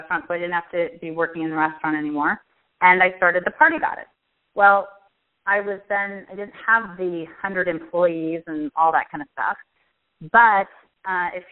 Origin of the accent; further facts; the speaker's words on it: Pasadena, California, United States; also born or lived in Washington, D.C.; I am from Pasadena in California, and I've lived here my whole life except when I went away to school